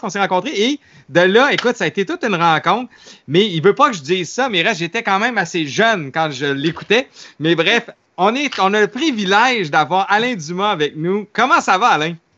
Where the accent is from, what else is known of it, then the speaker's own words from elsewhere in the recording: Quebec City, Quebec, Canada; je viens de Québec